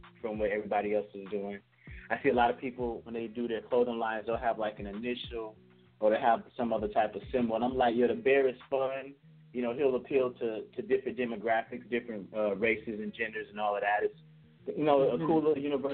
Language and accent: English; Florida, United States; I'm from Florida